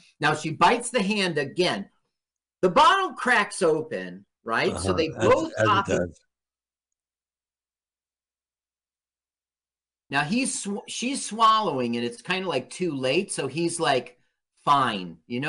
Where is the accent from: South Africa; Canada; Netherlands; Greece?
Canada; As you know, I grew up in Canada.